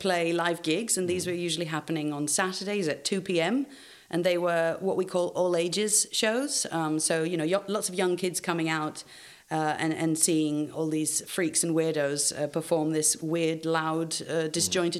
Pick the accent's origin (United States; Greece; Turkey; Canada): Greece; now in Siglufjörður, Iceland; Greece, my home country